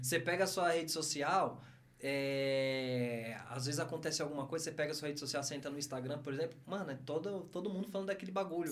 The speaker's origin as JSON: {"language": "Portuguese", "region": "São Paulo", "country": "Brazil", "tie": "born or raised there", "moved": "yes", "said": "eu amo meu bairro, mano, não onde eu nasci"}